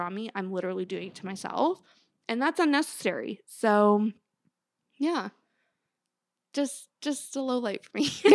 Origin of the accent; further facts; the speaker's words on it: Canada; I grew up in Canada